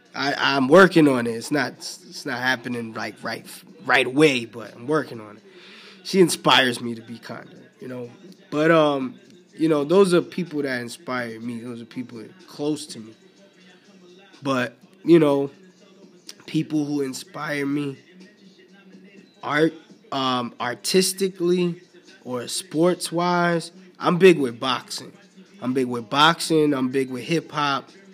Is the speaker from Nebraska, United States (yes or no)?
no; New York City, New York, United States; I grew up in the Bronx, in the boogie down Bronx in NY